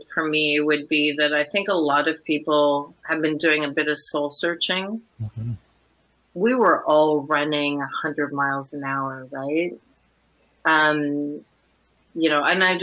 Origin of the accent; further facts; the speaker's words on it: Orleans, Ontario, Canada; we're both from Orleans